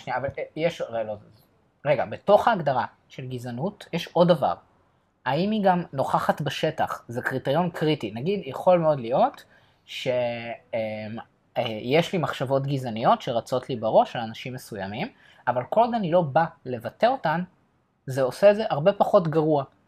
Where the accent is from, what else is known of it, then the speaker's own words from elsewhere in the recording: Ramat Gan, Tel Aviv District, Israel; בתור בוגר של תיכון אה, חילוני, ליברלי, למדתי בבליך ברמת גן